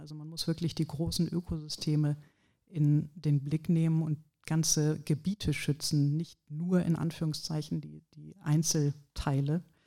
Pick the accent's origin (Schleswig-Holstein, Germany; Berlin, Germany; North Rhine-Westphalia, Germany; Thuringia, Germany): North Rhine-Westphalia, Germany; Ratingen; moved away; ich komme hier auch aus der Gegend, Ratingen bei Düsseldorf